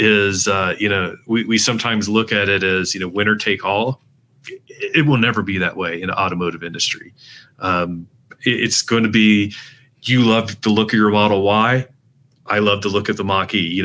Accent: North Carolina, United States; I grew up in North Carolina

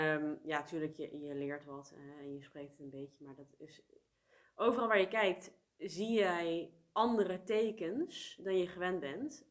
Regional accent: Netherlands; moved away as an adult; also born or lived in South Korea; mijn geboorteland. Ik ben hier geboren. Ja. Ehm, ik heb hier merendeel van mijn leven gewoond.

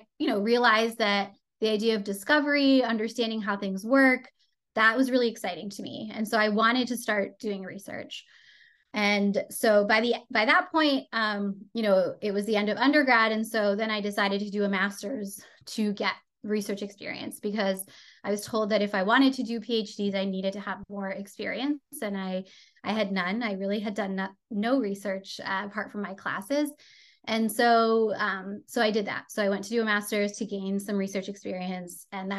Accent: France; So I grew up in Europe, in France. My mom is Canadian. My dad is French. And so I went to an international school.

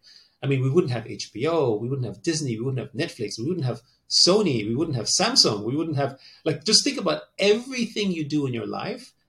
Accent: Austria; moved away; I grew up in Austria, so, you know, am I Austrian? Or, you know, I'm ethnically Chinese

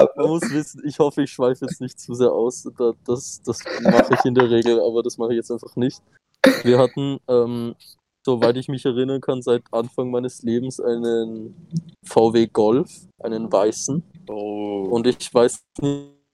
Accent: Austria; Aber natürlich sind wir Österreicher

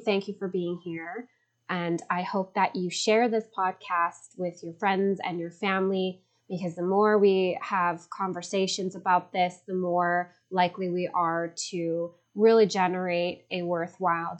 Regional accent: Chicago, Illinois, United States; now in Los Angeles, United States; I am speaking to you from sunny Los Angeles, California, although I'm originally from Chicago.

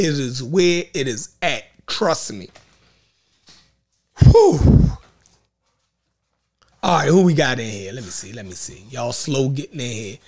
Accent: Baltimore, Maryland, United States; accent: Baltimore; Baltimore accent

